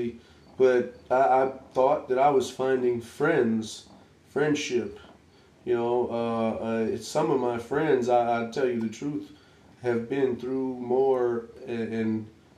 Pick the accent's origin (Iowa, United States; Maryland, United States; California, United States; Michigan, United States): Michigan, United States; Detroit; I'm from Detroit, the southwest side of Detroit